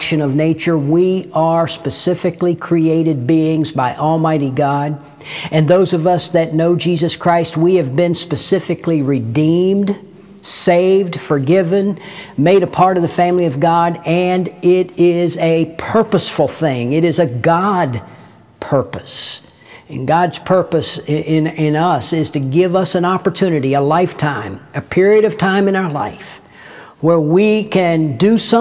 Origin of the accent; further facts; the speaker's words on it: United States; in my case, the United States of America